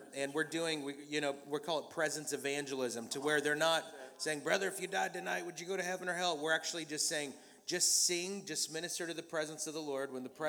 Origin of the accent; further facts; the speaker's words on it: Austin, Texas, United States; I'm from Austin, Texas.